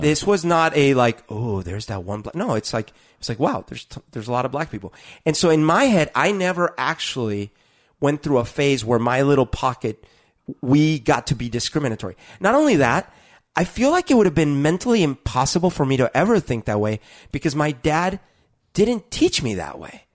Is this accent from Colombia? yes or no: yes; Colombia; moved away; growing up in Colombia